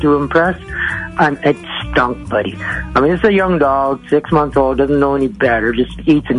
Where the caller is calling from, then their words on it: Edson, Alberta, Canada